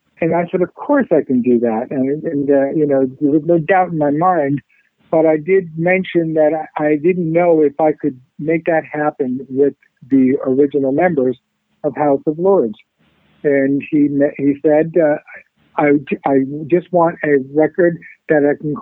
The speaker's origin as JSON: {"language": "English", "region": "Connecticut", "country": "United States", "tie": "born or raised there", "moved": "yes", "lives_now": "West Palm Beach, United States", "said": "that's where my hometown is, Connecticut"}